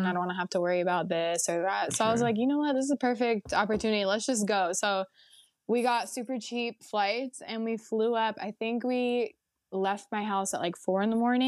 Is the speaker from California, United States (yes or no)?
yes; the Bay Area, California, United States; I'm from the Bay Area and I basically just grew up going to Disneyland